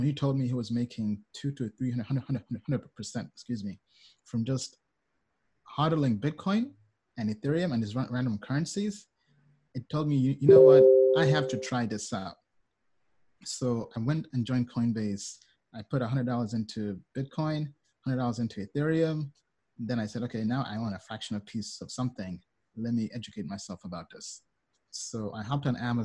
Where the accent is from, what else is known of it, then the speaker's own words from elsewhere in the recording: United States; also born or lived in Kampala, Uganda / United Kingdom; I was born in Kampala, Uganda. As a kid, then early on when I was two, my parents moved to the UK. Then when I was eight, moved to America, and I've been in America for the last 20 something years.